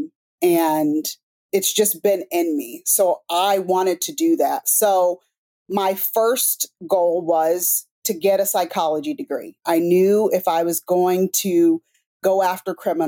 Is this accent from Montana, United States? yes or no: no; Topeka, Kansas, United States; growing up in Topeka, Kansas, it's kind of rural